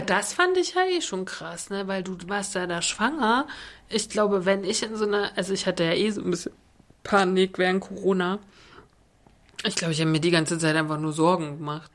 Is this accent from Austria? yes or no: no; Germany; von uns als Volk, als Deutsche